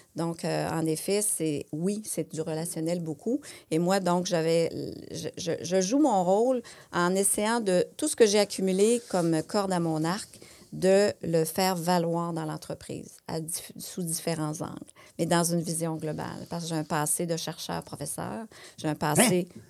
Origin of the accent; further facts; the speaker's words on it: Quebec, Canada; chez nous, au Québec ou ailleurs, au Canada